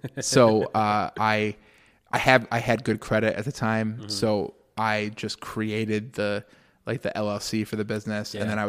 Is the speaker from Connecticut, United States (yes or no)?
yes; Connecticut, United States; now in Syracuse, United States; So I grew up in Connecticut originally. I've been in Syracuse for, oh God, like going on like 7 years now